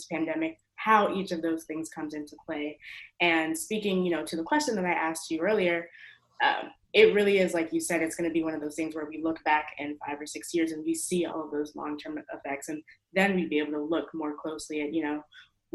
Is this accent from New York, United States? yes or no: yes; New York, United States; moved away; I'm from New York, but of course I'm here on campus right now for school